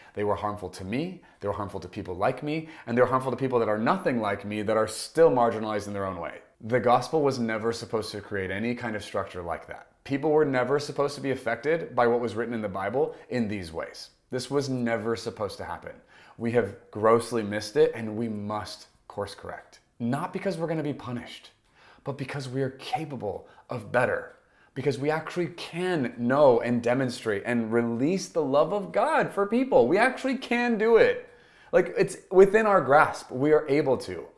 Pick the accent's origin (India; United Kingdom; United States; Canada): United States; I am an American, and I'm happy to be one